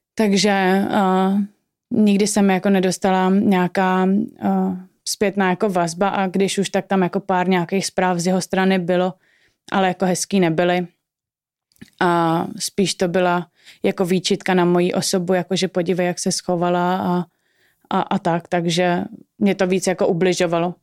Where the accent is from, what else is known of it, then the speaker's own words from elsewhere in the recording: Prague, Czechia; obě dvě jsme z Prahy